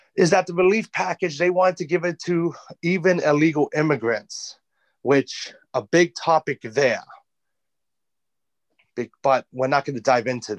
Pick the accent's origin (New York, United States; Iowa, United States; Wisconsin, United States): New York, United States; accent: New York; I'm a New Yorker